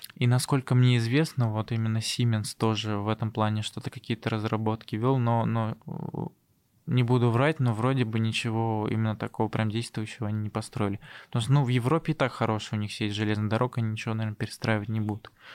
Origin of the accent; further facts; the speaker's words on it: Tatarstan, Russia; moved away as an adult; also born or lived in Zelenodolsk / Sirius; now in Moscow, Russia; я из Татарстана